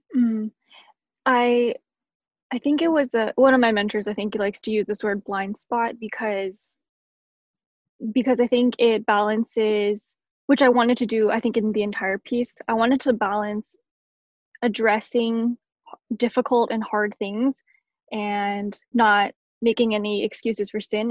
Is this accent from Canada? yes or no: yes; Canada; I'm Canadian